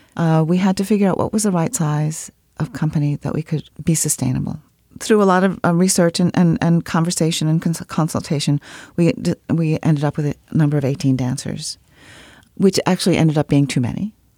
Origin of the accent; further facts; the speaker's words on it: Washington, District of Columbia, United States; I grew up in Washington, D C